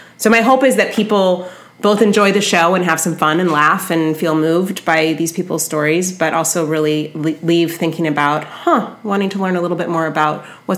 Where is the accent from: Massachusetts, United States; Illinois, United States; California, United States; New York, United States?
California, United States; San Francisco; I do have a reputation. I'm from San Francisco as being a preferred audience member.